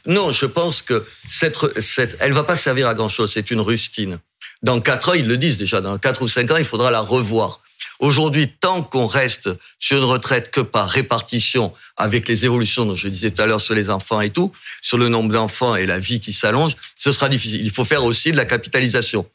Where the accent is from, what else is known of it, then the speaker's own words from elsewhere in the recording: Algeria; now in Béziers, France; je suis né en Algérie paradoxalement